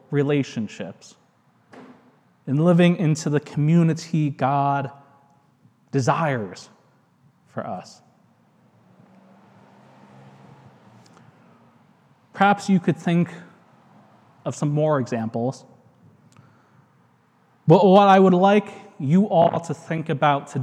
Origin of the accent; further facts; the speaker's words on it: United States; I'm American. I'm happy to live here.